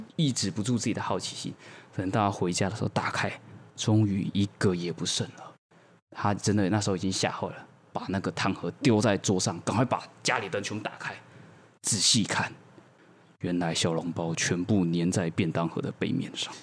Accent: Taichung, Taiwan; 我是一个台中人

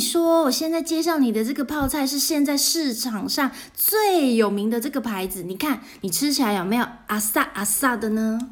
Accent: Taiwan; 跟我们台湾人常说的，耳根子很软

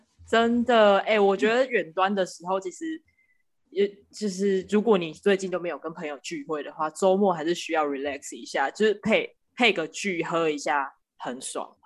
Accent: Kaohsiung, Taiwan; 我是高雄人，他在，他离我家不远

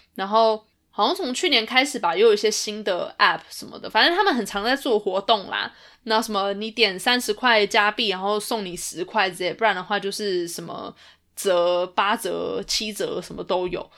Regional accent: Taiwan; 我们台湾人

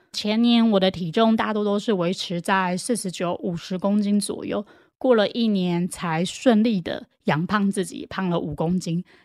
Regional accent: Taiwan; 我也很感恩我是台湾人

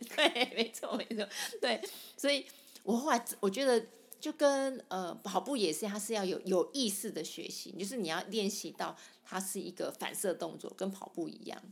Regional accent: Sanchong, New Taipei, Taiwan; 我从小在三重长大的

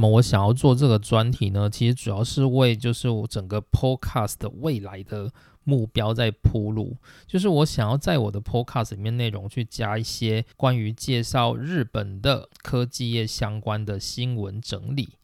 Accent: Taiwan; 我们台湾 人

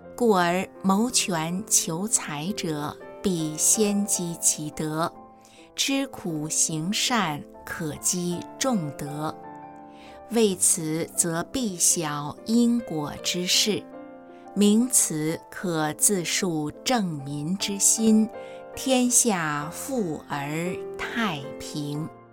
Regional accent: China; 作为中国人

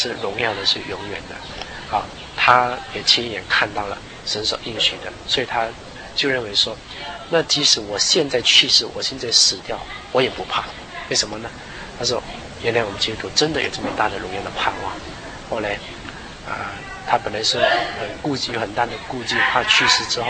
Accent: Guangdong, China; 就广东话就是我们是因为我是广东人嘛，他是叫我…，…就是包点的那个包啊，因为我从小的时候我很喜欢吃包哈，我们是广东人

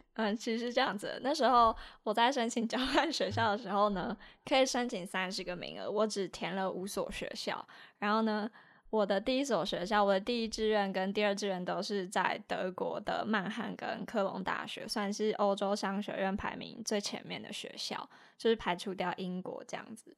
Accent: Taiwan; 我是客家人

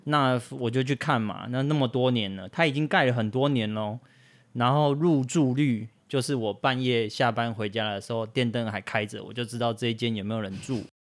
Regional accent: Taoyuan, Taiwan; moved away; also born or lived in Yilan; 我家就在青浦高铁站从化区的旁边

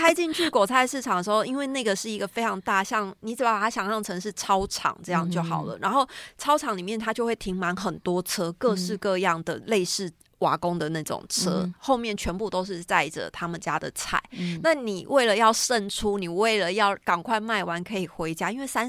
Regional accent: Yunlin County, Taiwan; moved away; also born or lived in Taipei; 其实我从小就是在云林长大的，嗯，然后搬来台北之后，其实我们家也不是住在市区里面

